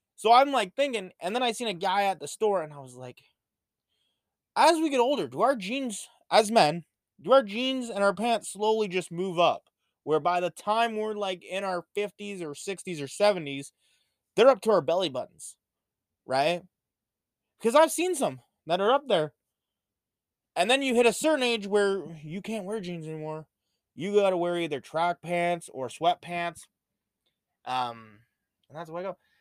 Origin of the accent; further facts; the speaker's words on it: Canada; especially being Canadian